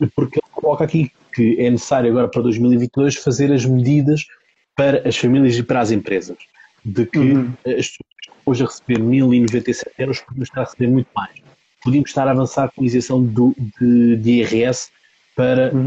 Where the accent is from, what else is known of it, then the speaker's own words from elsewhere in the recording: Almada, Lisbon, Portugal; eu sou da Almada